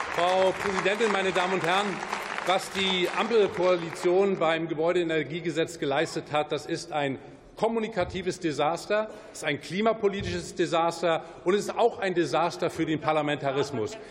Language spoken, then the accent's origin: German; Mecklenburg-Vorpommern, Germany; Ich komme aus Mecklenburg-Vorpommern